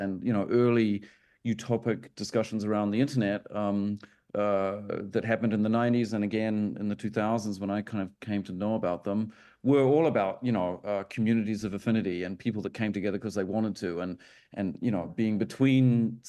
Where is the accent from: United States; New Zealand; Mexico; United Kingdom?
New Zealand; Auckland; moved away as an adult; now in Berlin, Germany; I was born in Auckland.